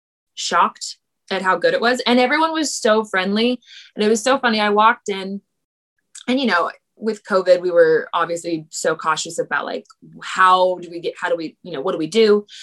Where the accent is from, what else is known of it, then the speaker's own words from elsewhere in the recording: California, United States; now in New York City, United States; And I'm from California.